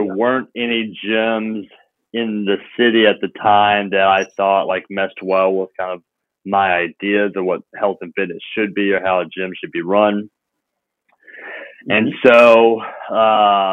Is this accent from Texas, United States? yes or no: no; Memphis, Tennessee, United States; I came back to my hometown of Memphis